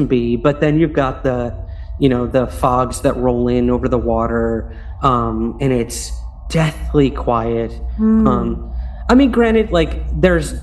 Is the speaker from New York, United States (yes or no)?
yes; Syracuse, New York, United States; my hometown of Syracuse, New York